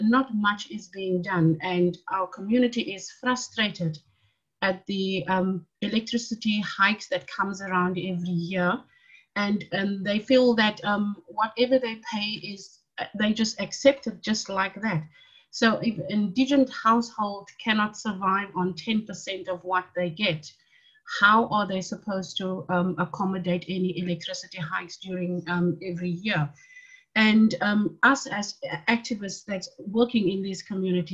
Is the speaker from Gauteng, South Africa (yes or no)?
no; Cape Town, Western Cape, South Africa; I'm from Mitchell's Plain